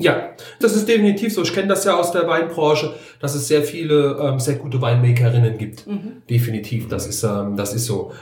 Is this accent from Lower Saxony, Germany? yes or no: no; Sausenheim, Rhineland-Palatinate, Germany; also born or lived in Moselle; der Standort hier, ist auch das ehemalige Weingut meiner Eltern. Ich bin die fünfte Generation hier auf dem Hof